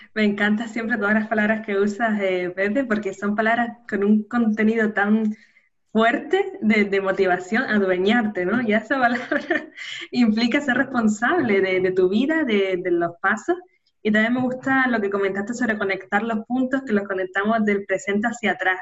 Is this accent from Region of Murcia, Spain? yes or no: no; Canary Islands, Spain; nacida en Canarias